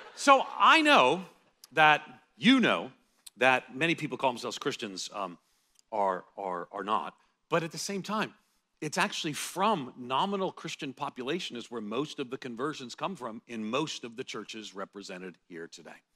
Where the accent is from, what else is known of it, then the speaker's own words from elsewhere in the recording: United States; as an American evangelical